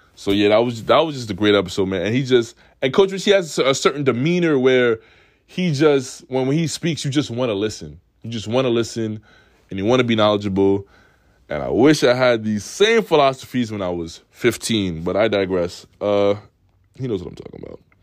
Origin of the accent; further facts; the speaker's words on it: New York City, New York, United States; also born or lived in Oswego; I come from Queens where everybody's with everybody